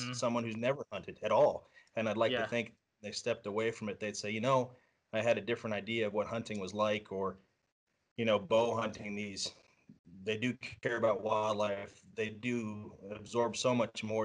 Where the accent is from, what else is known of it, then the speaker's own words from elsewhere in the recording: Southeast Iowa, United States; I grew up here in Iowa. It's my home